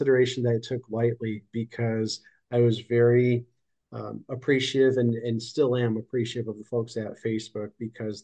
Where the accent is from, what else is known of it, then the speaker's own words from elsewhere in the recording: Chicago, Illinois, United States; moved away as an adult; also born or lived in California; now in Florida, United States; I'm in Florida now, but I was born and raised in Chicago